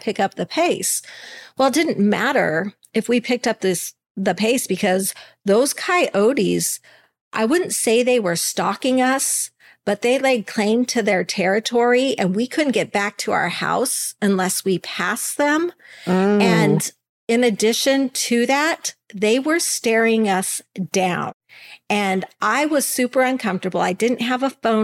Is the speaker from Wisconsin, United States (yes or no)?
no; Alaska, United States; moved away; I'm from Alaska. I live where there are bears and moose and other really big things to be worried about